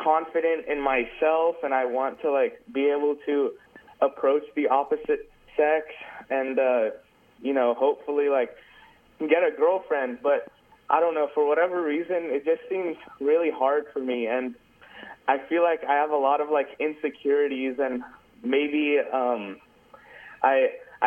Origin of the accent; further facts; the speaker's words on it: Davis, California, United States; I'm actually from Davis, so one of the main reasons I chose the school was just to stay at home to save money